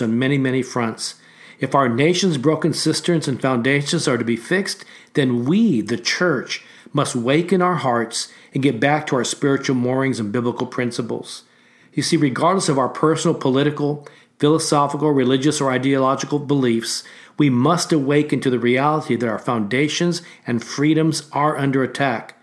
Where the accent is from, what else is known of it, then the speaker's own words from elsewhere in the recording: United States; an American of Asian descent